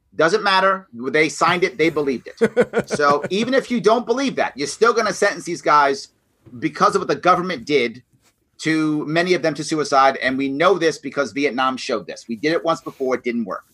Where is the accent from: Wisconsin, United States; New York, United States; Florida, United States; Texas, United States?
New York, United States; New York City; I came out of the ghetto. I grew up in the South Bronx, in New York City.